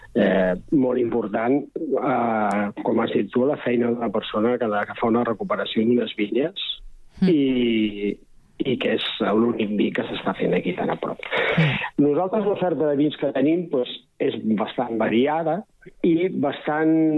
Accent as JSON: {"language": "Catalan", "town": "Berga", "region": "Catalonia", "country": "Spain", "tie": "born or raised there", "moved": "as an adult", "lives_now": "Castellar del Vallès, Spain", "said": "jo he viscut tota la vida a Berga, però soc de poble"}